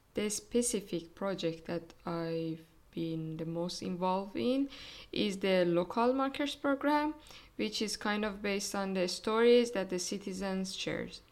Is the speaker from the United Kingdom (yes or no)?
no; Iran; now in Germany; from Iran